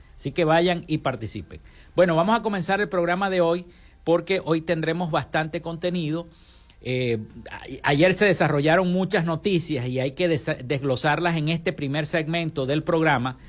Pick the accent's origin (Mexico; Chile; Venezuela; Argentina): Venezuela; Maracaibo, Zulia; en nuestro estado Zulia y en nuestro municipio Maracaibo